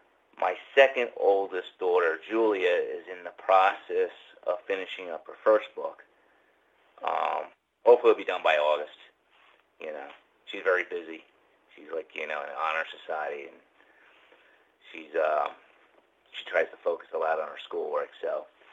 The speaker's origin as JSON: {"language": "English", "town": "Red Bank", "region": "New Jersey", "country": "United States", "tie": "born or raised there", "also_born_or_lived": "Bergen County, New Jersey", "said": "I grew up near there when I was younger. I used to live in the Red Bank area of New Jersey."}